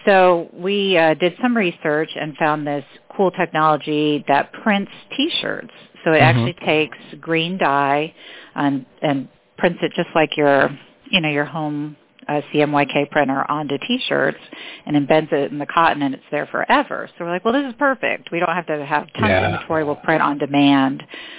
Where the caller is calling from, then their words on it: Dunedin, Florida, United States; I'm calling from Dunedin, Florida, which is about 15 minutes north of Clearwater Beach.